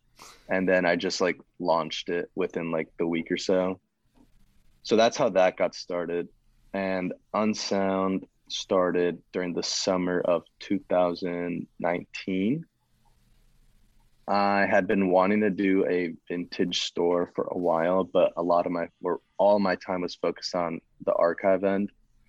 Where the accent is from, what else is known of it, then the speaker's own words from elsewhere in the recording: Michigan, United States; I'm from Michigan.